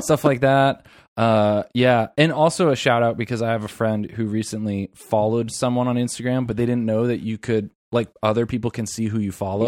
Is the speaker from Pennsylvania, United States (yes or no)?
no; Florida, United States; moved away; Primarily Filipino in Florida, 'cause I grew up in Florida.